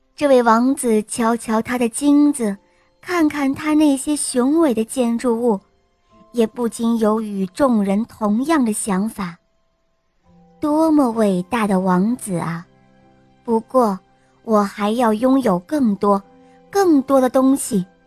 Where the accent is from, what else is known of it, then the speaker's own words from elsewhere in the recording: Beijing, China; 我今年四岁了，我来自北京